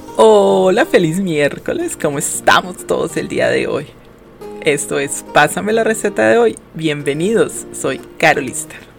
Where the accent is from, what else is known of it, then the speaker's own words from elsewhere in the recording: Quindío, Colombia; fui criada con este ingrediente, creo que lo consumimos a diario en mi tierra